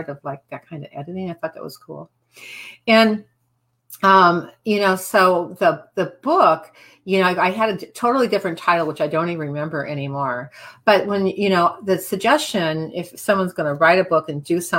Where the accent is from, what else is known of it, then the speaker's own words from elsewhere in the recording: Midwest, United States; moved away; also born or lived in Cape Cod; I'm from the Midwest